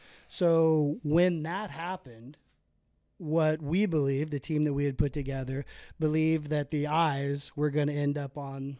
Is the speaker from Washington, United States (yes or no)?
yes; Grays Harbor, Washington, United States; also born or lived in Olympia, Washington; I grew up out in Grays Harbor